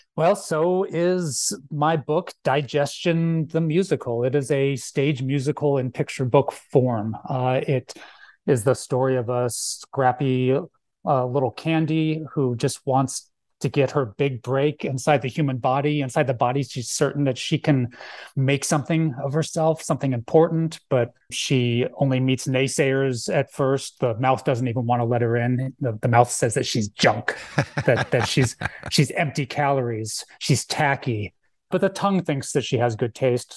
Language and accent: English; Phoenix, Arizona, United States; also born or lived in Philadelphia, Pennsylvania; now in Tucson, United States; I grew up in Moon Valley, actually, and then I moved to Tucson for school, uh, around ninety-one.